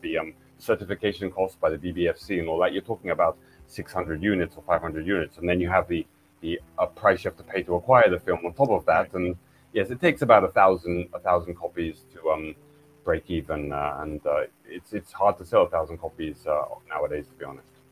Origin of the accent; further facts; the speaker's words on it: England, United Kingdom; now in Japan; I'm from England, which is an island nation